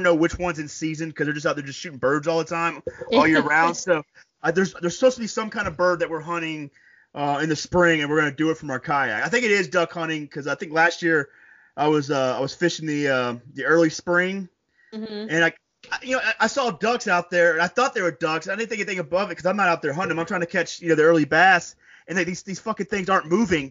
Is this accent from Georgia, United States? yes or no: no; Florida, United States; now in New York, United States; I tell people I'm a New Yorker now, but like, I'm from Florida